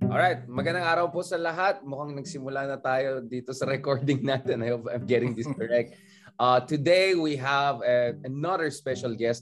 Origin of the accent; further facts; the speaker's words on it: Ilocano, Ilocos Region, Philippines; mga Ilocano kami dito